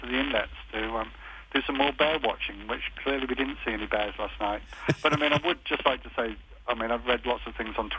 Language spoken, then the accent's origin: English; Stratford-upon-Avon, West Midlands, United Kingdom; We're from Stratford-on-Avon in England